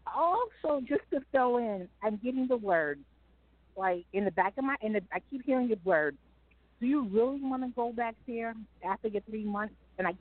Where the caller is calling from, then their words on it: New York City, New York, United States; I'm calling from Brooklyn.